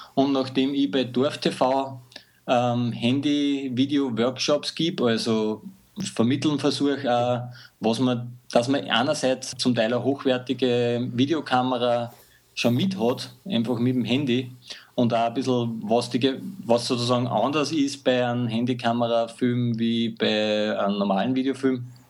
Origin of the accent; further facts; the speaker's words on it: Mühlviertel, Upper Austria, Austria; moved away as an adult; now in Linz, Austria; geboren im Mühlviertel in einem kleinen Dorf, bin nach Linz gezogen in die große Stadt